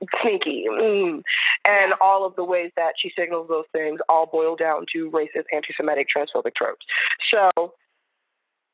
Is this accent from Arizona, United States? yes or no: no; New York City, New York, United States; I grew up in New York City